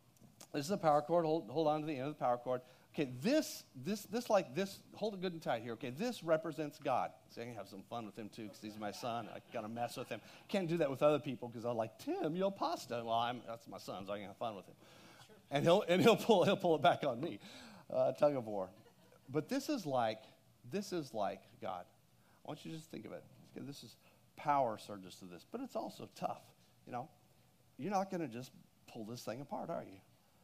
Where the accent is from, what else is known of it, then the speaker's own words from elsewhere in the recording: Texas, United States; Well, I didn't. I'm from Texas, okay?